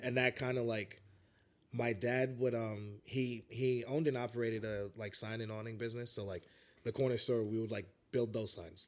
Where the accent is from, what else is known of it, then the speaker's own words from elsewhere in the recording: New York City, New York, United States; also born or lived in Chicago; I was born, like, pretty much here in Bed-Stuy.